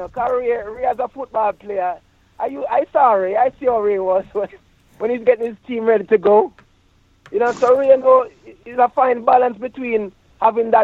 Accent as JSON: {"language": "English", "country": "Jamaica", "tie": "born or raised there", "said": "growing up in Jamaica as a youth, a man"}